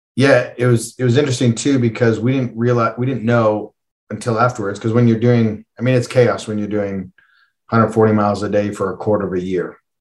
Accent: Calgary, Alberta, Canada; I'm from Calgary, um, and is world famous for the Calgary Stampede

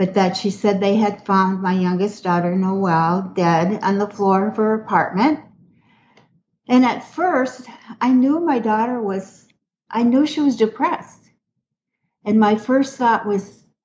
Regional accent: Minneapolis, Minnesota, United States; moved away as an adult; now in Houston, United States; I'm originally from Minneapolis, Minnesota, and moved to Houston like 30 years ago

